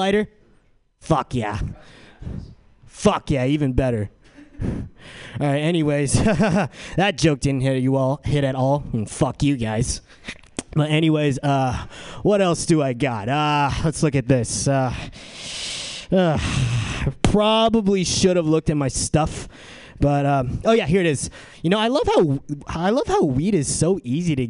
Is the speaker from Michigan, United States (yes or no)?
no; San Diego, California, United States; moved away as an adult; now in San Francisco, United States; I'm from San Diego. And I'm here at San Francisco so I can attend SF State